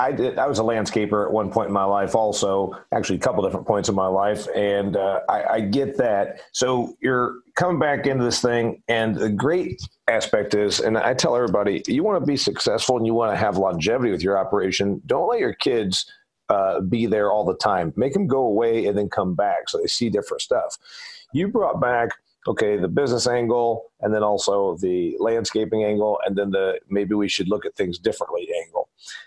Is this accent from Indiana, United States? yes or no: yes; Indiana, United States; I'm from Indiana. He's from Indiana. We grow corn and soybeans like crazy there. We grow a lot of livestock.